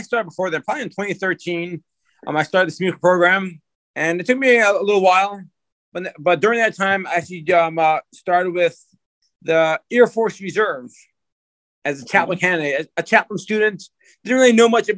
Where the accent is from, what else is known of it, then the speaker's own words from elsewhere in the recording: Lakewood, New Jersey, United States; moved away as an adult; also born or lived in Israel; now in Fort Bragg, United States; I was born and raised in Lakewood, New Jersey